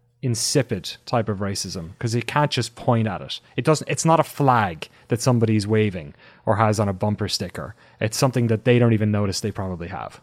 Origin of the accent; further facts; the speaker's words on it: Ireland; I was an Irish guy in London, and I thought I'd be persecuted, of course, because I was, you know, I'm an Irish guy in London.